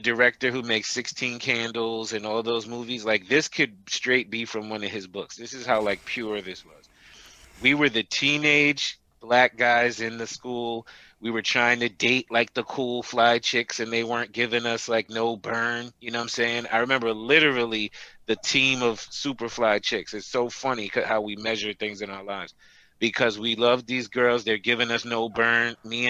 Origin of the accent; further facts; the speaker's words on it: Teaneck, New Jersey, United States; I went to Teaneck High School